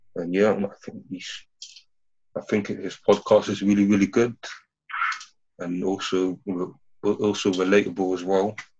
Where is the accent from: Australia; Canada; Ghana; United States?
Ghana; I'm from Ghana